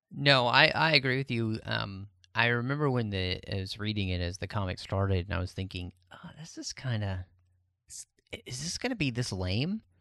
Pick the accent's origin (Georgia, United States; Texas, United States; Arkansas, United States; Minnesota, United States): Texas, United States; born and raised in Texas